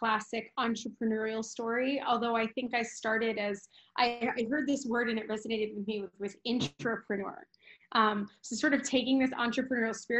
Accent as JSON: {"language": "English", "region": "Midwest", "country": "United States", "also_born_or_lived": "California", "moved": "yes", "said": "I'm Mexican American and I'm from the Midwest"}